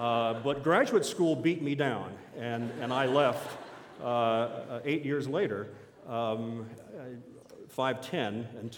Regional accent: East Coast, United States; I came from the East Coast. There's a certain culture back in the Carolinas and Tennessees that I couldn't find here.

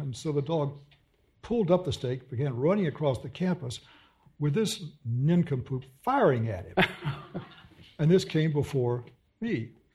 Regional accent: Texas, United States; I'm from Texas

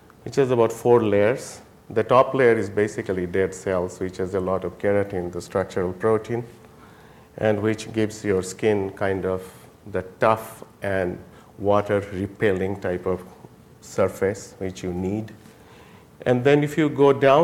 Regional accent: Jaipur, Rajasthan, India; moved away; I was born in Jaipur, India

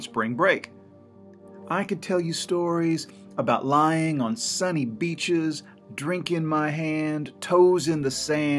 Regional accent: Missouri, United States; my home state of Missouri

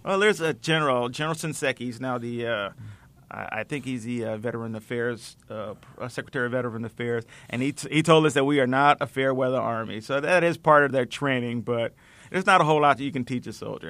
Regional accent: Norwalk, Connecticut, United States; I'm actually from Norway, Connecticut

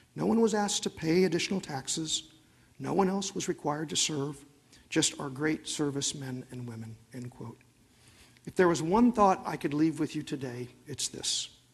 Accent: Oklahoma, United States; I'm from Oklahoma

